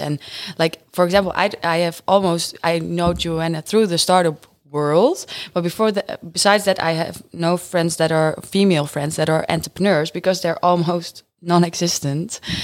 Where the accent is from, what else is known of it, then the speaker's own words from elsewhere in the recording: Friesland, Netherlands; now in Groningen, Netherlands; I'm born and raised in Friesland, but I moved to Groningen